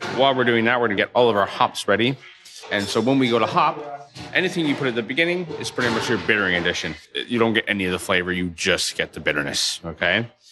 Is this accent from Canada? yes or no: yes; Toronto, Ontario, Canada; now in London, United Kingdom; I grew up in Toronto, Canada.